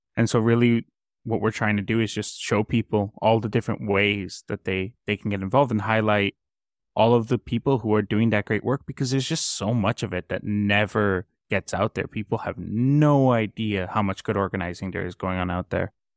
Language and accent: English; Colombia; now in Canada; I come from Colombia